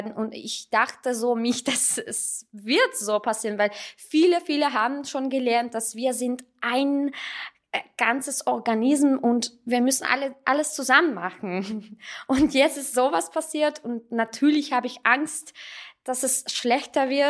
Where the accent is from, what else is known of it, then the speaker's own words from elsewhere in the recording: Russia; German is a second language; now in Salzburg, Austria; ich bin ähm, eigentlich Armenierin, ich bin in Russland aufgewachsen und ähm, aber ich habe ein russisches Passport